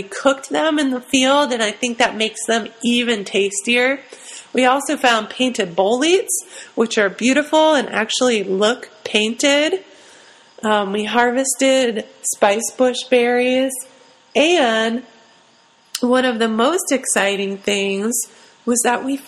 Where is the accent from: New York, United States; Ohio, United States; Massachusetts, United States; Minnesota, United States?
Ohio, United States; moved away; I'm from Ohio originally